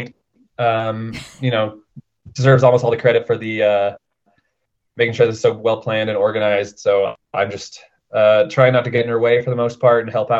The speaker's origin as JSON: {"language": "English", "town": "Denver", "region": "Colorado", "country": "United States", "also_born_or_lived": "Portland", "said": "I'm from Denver"}